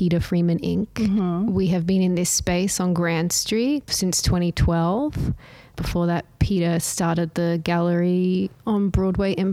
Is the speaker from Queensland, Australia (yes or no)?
yes; Brisbane, Queensland, Australia; I grew up in Australia. Mm-hmm. I studied art history in Brisbane at the University of Queensland. Brisbane is my hometown